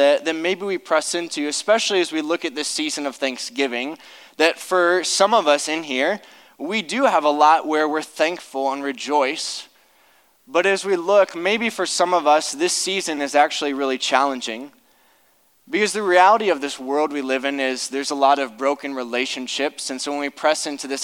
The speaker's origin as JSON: {"language": "English", "town": "Akron", "region": "Ohio", "country": "United States", "tie": "born or raised there", "said": "I grew up in Akron"}